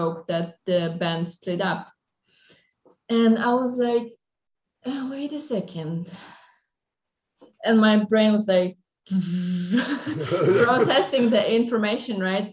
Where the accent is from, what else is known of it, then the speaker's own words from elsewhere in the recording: Poland; I'm from Poland